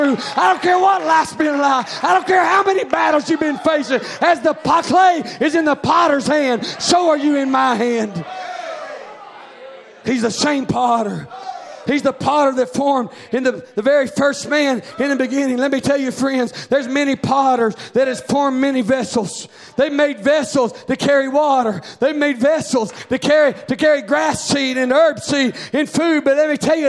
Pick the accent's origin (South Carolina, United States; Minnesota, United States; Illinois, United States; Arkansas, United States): Arkansas, United States; I come from Arkansas, and there's a lot of pottery and Indian artifacts and stuff like